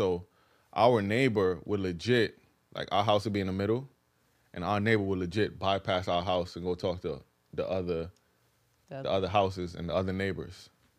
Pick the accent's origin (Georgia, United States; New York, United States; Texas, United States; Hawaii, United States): New York, United States; New York City; moved away; also born or lived in South Carolina; I used to live in South Carolina. It don't get more country than that in a sense. But just, you know, I'm from the Bronx, you know, I'm from New York.